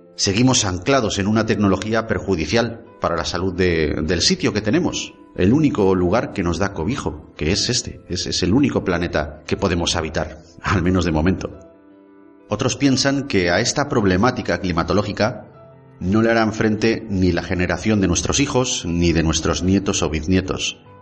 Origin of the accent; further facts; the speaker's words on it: Basque Country, Spain; los vascos nacemos